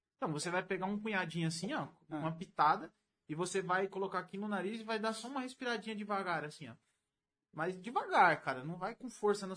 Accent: Mauá, São Paulo, Brazil; Pra ser mais preciso, eu nasci em Mauá. Eu sou mauauense

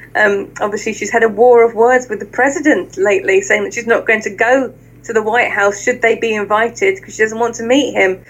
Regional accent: Luton, East of England, United Kingdom; I grew up in Luton

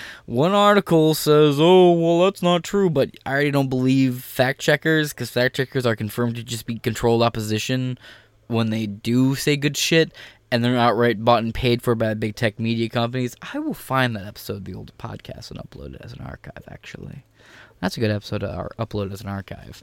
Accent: Michigan, United States; I'm from Michigan

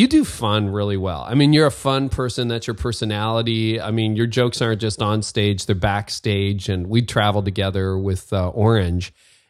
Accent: Windsor, Ontario, Canada; moved away; that's my hometown.

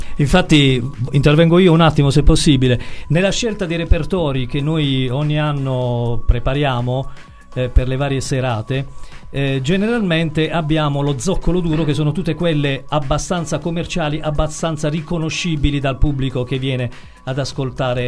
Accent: Bari, Apulia, Italy; siamo di Bari

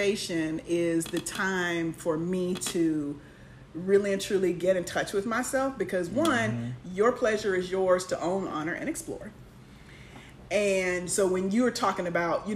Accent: Florida, United States; moved away; I'm from Florida

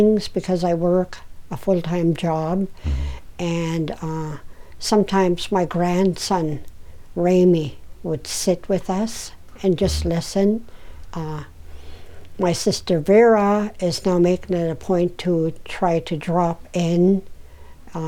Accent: Koyukuk, Alaska, United States; I was born and raised in Koyukon.

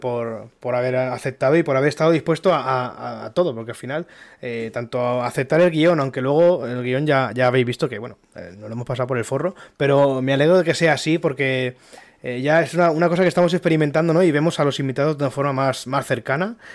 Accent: Elda, Valencian Community, Spain; yo soy de Elda, una ciudad aquí en Alicante

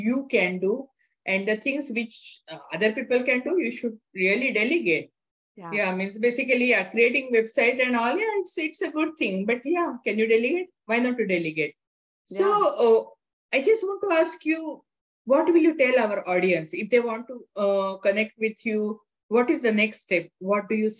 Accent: India; moved away; I thought this was my upbringing, especially because I'm from India. That is how I grew up

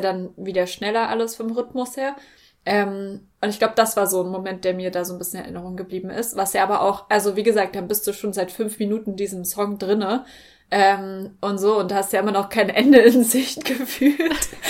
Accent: Germany; für uns als Deutsche

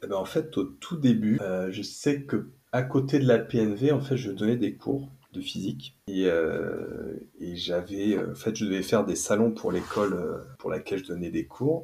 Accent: near Nantes, Pays de la Loire, France; now in Toulouse, France; je suis installé à Toulouse parce qu'à la base je viens d'à côté de Nantes

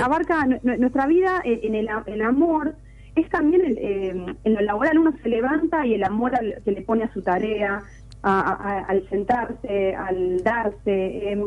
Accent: Argentina; nos tocan como, como argentinos

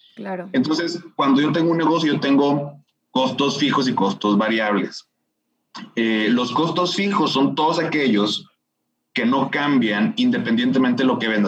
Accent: Monterrey, Nuevo León, Mexico; soy regio, tengo 36 años de, de vivir aquí en, en, Monterrey

